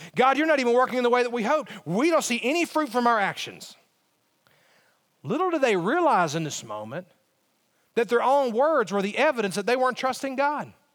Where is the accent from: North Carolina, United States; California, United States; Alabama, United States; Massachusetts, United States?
Alabama, United States; moved away; I, I am from Alabama